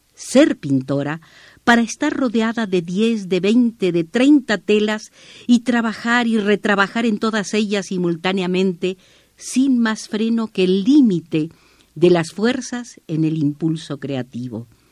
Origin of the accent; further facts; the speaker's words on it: Entre Ríos, Argentina; moved away as an adult; also born or lived in Santiago, Chile; now in Mexico; nací en Entre Ríos, así se pronuncia ya, en Entre Ríos, eh, República Argentina, eh, me nacionalicé mexicana en enero de 1961